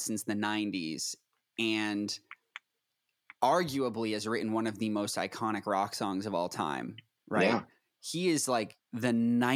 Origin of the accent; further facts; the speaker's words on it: Boston, Massachusetts, United States; I'm from Boston